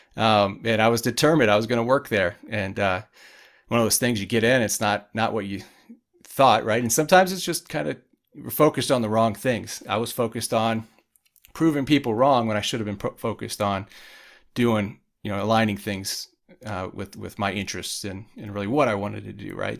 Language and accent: English; Indiana, United States; I grew up in Indiana in a small town